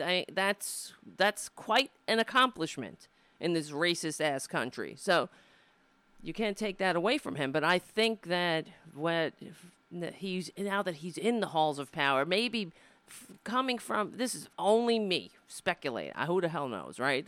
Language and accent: English; Brooklyn, New York, United States; I was born in Brooklyn, not in Ireland